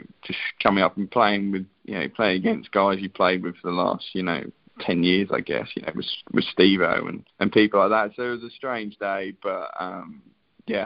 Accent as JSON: {"language": "English", "region": "England", "country": "United Kingdom", "said": "as an Englishman"}